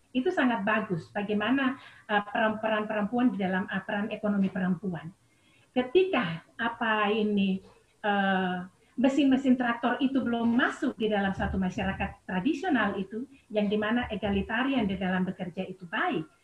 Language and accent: Indonesian; Biak, Papua, Indonesia; Misalnya saya dari Biak, suara perempuan itu ada, ya.